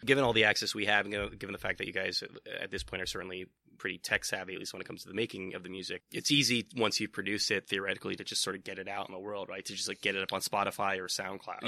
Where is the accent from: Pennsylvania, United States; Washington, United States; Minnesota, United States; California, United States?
California, United States; East Bay; I'm from the Bay Area, uh, like, so I'm from the East Bay